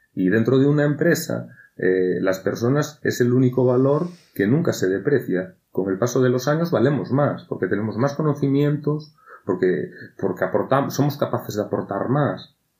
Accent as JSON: {"language": "Spanish", "region": "Galicia", "country": "Spain"}